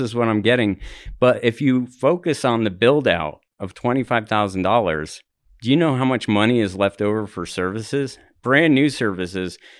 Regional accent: New Jersey, United States; also born or lived in Highlands, Denver, Colorado / New York City; now in Denver, United States; I'm from New Jersey.

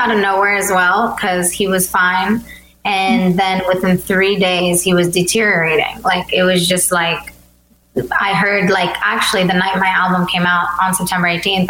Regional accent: Wisconsin, United States; first language Albanian; English is a second language; But my dad wanted to come here. So I was born in Wisconsin. So they only knew Albanian when I was born. And so I only knew Albanian.

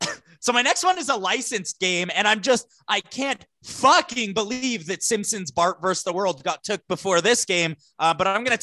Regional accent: Canada; I'm Canadian.

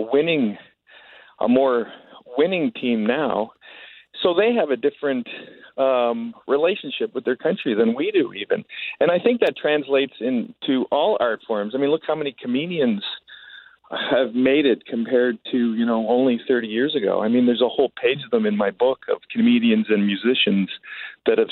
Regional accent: Canada; us Canadians

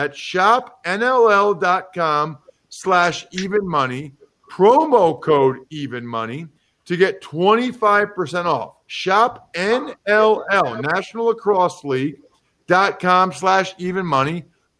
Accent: Philadelphia, Pennsylvania, United States; I'm from Philadelphia.

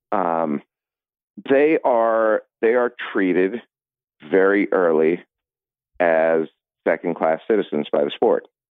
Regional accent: Cleveland, Ohio, United States; moved away; I grew up in Cleveland

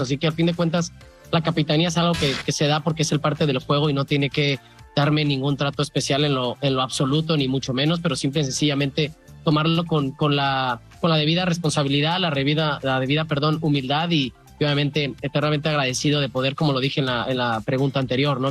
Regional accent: Mexico; ser mexicano, jugar contra la liga mexicana, representando la liga este, eh, americana aquí siendo mexicano

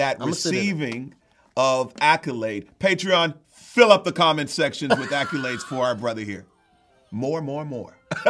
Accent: Texas, United States; And I'm from Texas

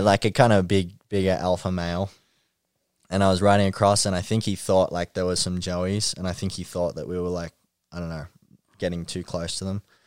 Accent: Ringwood, Victoria, Australia; Ringwood, um, near my hometown

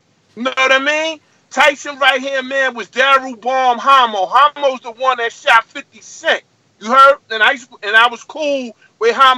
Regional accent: New York City, New York, United States; I'm from Brooklyn Crown Heights, right next to Brownsville

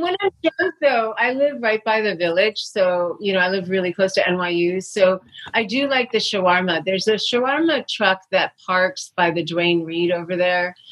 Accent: New York City, New York, United States; I grew up in New York City

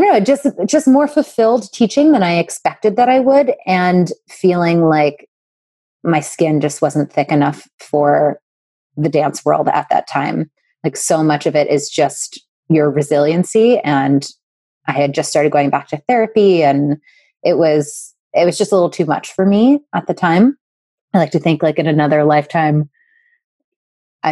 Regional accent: New Jersey, United States; I grew up in South Jersey, about 15 minutes from Philadelphia

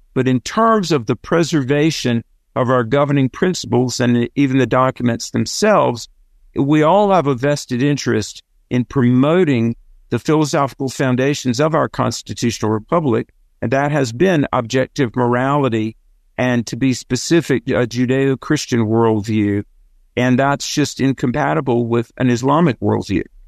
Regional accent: the South, United States; accent: southern; my southern accent

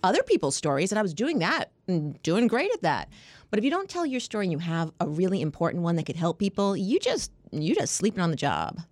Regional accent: Long Island, New York, United States; moved away as an adult; now in Washington, D.C., United States; I moved from New York. I'm a New Yorker

